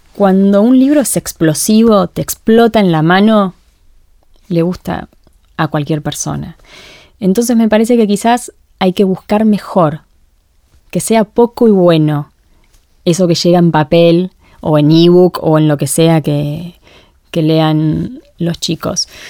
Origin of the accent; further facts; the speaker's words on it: Argentina; somos argentinas